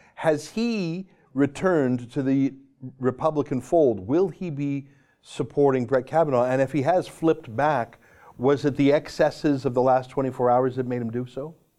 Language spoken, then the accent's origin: English; Canada; I'm a Canadian